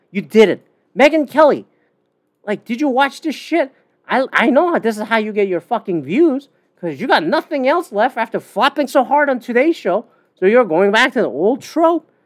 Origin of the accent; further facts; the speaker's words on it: Canada; I'm a Canadian.